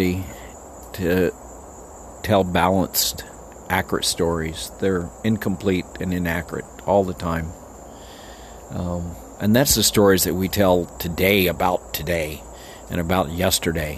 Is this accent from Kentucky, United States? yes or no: no; El Paso, Texas, United States; There were 70% Mexicans when I grew up, and there's 80% now